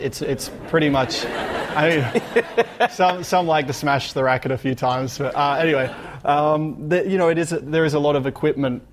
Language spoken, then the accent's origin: English; Australia; growing up in Australia, you know, growing up with sunshine and uh, you know, live close to the beach